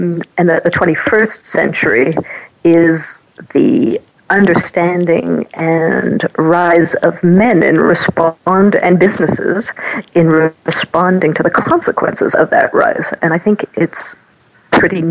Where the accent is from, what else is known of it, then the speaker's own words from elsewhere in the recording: Canada; moved away as an adult; also born or lived in North America / Europe; now in Paris, France; I'm a Canadian-born French and Swiss nationality, and I have spent my youth in North America, my adult life in Europe